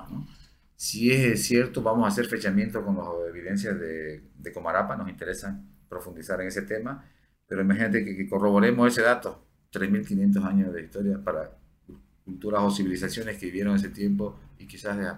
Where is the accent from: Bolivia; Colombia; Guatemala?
Bolivia; Santa Cruz; tenemos que {S1} ahorita tratar de proteger lo que más podamos hasta que efectivamente logremos como cruceños consolidar eh, una educación de arqueología.